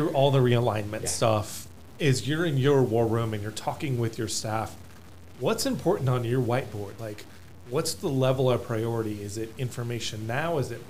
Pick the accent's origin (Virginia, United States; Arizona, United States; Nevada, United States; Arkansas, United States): Arizona, United States; Tucson; I'm a Tucson native